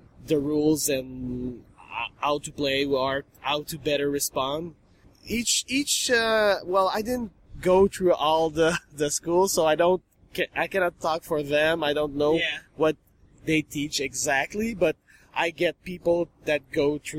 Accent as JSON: {"language": "English", "region": "Quebec", "country": "Canada", "accent": "French Canadian", "second_language": "English", "said": "we speak French Canadian, so it's French"}